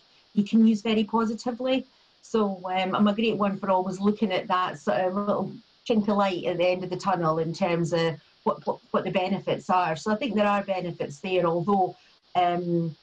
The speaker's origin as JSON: {"language": "English", "town": "Perth", "region": "Scotland", "country": "United Kingdom", "tie": "born or raised there", "said": "I was brought up in Lethem in Perth, with my mum, my dad and my sister"}